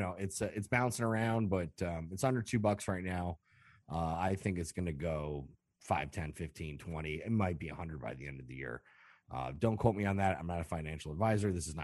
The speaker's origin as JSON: {"language": "English", "town": "Chicago", "region": "Illinois", "country": "United States", "said": "We're from Chicago."}